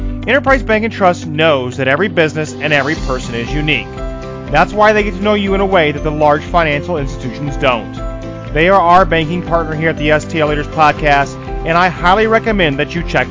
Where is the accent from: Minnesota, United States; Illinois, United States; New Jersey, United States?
Illinois, United States; Edwardsville; I was born and raised in Edwardsville, graduated Edwardsville High School in the class of 2004